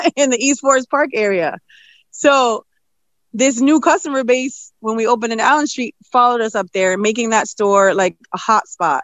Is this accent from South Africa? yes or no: no; Puerto Rico; now in Springfield, United States; I'm from Puerto Rico, so we eat a lot of flan and guava